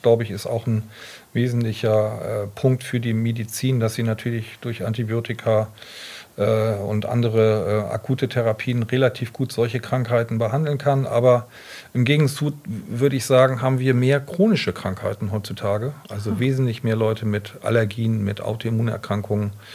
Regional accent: Bremerhaven, Bremen, Germany; moved away; ich komme ja aus Bremerhaven, also bin echter Fischkopf und ähm, habe dort in Bremerhaven mein Abitur gemacht

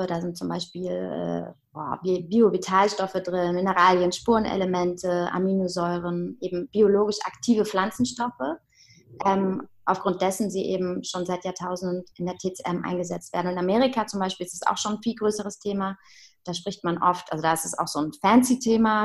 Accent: Heidelberg, Baden-Württemberg, Germany; moved away as an adult; also born or lived in Hamburg; now in Berlin, Germany; ich komme äh, ursprünglich aus Heidelberg

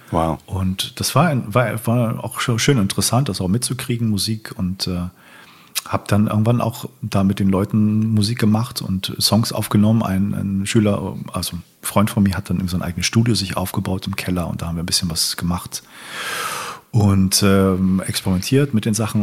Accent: Hamburg, Germany; ich bin in Hamburg aufgewachsen.

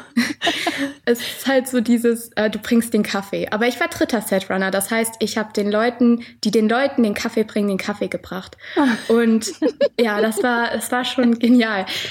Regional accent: Mainz, Rhineland-Palatinate, Germany; ich bin tatsächlich auch in Mainz geboren.

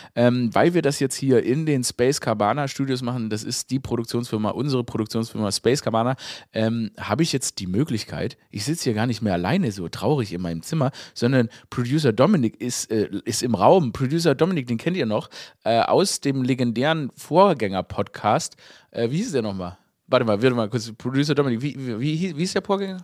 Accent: Stuttgart, Baden-Württemberg, Germany; moved away; ich bin ja in Stuttgart geboren. Das ist ja meine Heimatstadt.

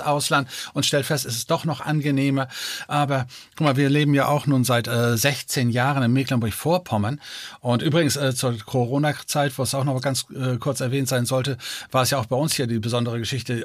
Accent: Denmark; moved away; Ich bin ja gebürtiger Däne.

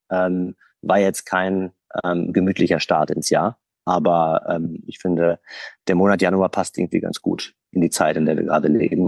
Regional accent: Essen, North Rhine-Westphalia, Germany; ich bin im Ruhrgebiet aufgewachsen, in Essen

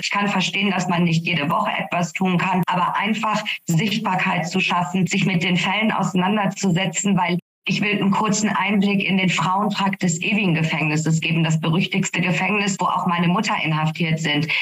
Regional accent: Iran; now in Germany; mein Heimatland

